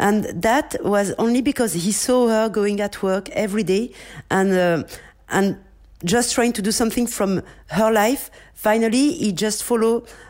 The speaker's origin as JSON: {"language": "English", "country": "France", "moved": "yes", "lives_now": "India", "said": "I come from France"}